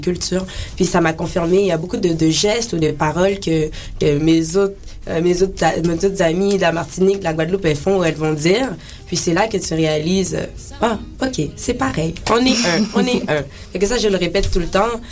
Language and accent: French; Haiti; je suis haïtienne